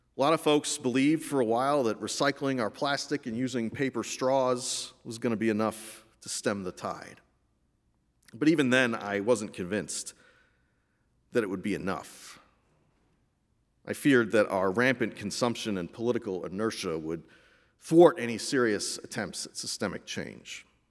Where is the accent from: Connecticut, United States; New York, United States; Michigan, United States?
Connecticut, United States; Meriden; I grew up in Meriden, Connecticut, just as my mother did before me.